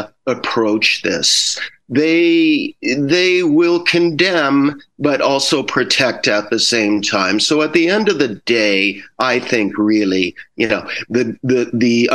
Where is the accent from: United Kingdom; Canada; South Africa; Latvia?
Canada; I am Canadian